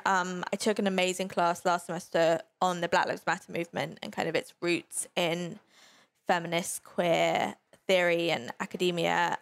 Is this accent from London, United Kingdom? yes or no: yes; London, United Kingdom; I grew up in London